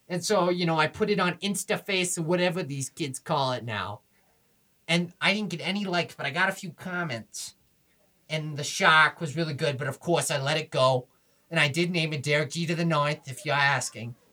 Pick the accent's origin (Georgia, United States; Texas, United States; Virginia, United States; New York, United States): New York, United States; Buffalo; So I grew up in Buffalo, Buffalo, New York. Go Bills, Bills Mafia, Jim Kelly.